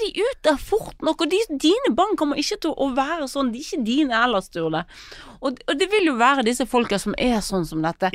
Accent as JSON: {"language": "Norwegian", "town": "Bergen", "region": "Vestland", "country": "Norway", "tie": "born or raised there", "said": "jeg er født i Fyllingsdal"}